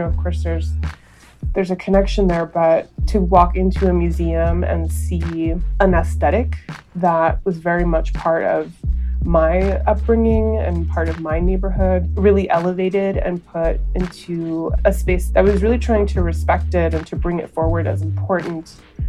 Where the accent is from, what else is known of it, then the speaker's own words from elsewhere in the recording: Los Angeles, California, United States; I'm the executive director of Self-Help Graphics and Art, and I grew up in Cypress Park here in Los Angeles.